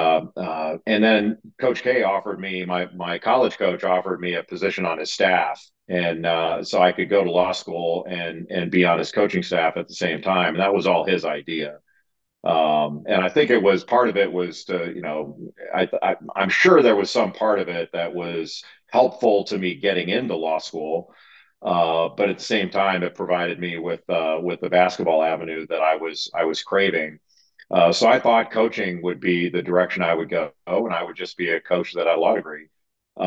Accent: Rolling Hills, California, United States; also born or lived in San Pedro, California; I was born in San Pedro, California, near the Port of Los Angeles. And I grew up in a town city called Rolling Hills.

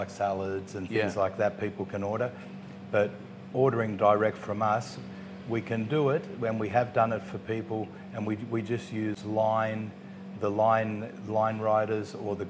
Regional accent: Australia; also born or lived in Uruguay; now in Pattaya, Thailand; I grew up in Australia. I'm a mix of... I was born in Uruguay, Italy. I've got Italian in me

